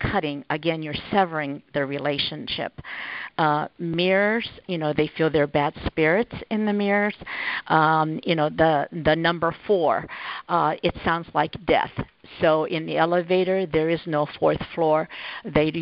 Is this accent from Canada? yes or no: no; Japan; moved away; I grew up in Japan